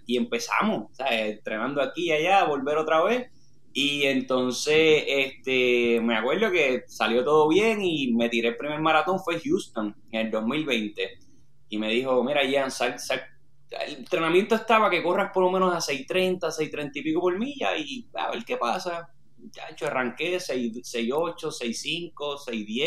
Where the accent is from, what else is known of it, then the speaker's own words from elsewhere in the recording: Orocovi, Puerto Rico; moved away as an adult; also born or lived in Manatí, Puerto Rico; now in Texas, United States; nací en, Manatí, pero me crié, yo soy de Orocovi